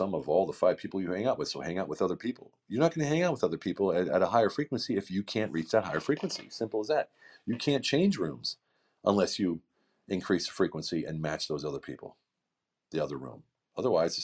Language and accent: English; United States; moved away as an adult; now in Hungary; a guy who lives in a small village in the middle of central Hungary, far from my client base, far from my home country of America